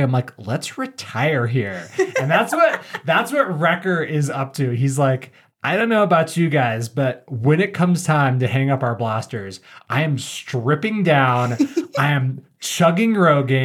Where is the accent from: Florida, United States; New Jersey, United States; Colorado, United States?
Colorado, United States; Southwest; my family, we grew up in Southwest Colorado